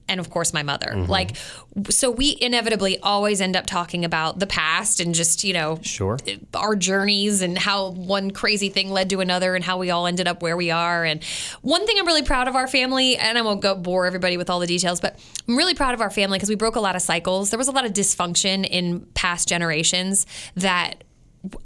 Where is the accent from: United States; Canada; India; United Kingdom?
United States; Westminster, Maryland; moved away; I grew up in Westminster, Maryland